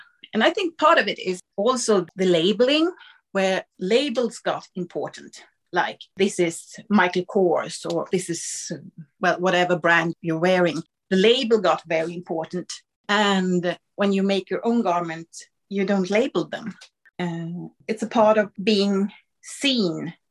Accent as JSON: {"language": "English", "country": "Sweden", "second_language": "English", "said": "I'm Swedish, you know, and English is my second language"}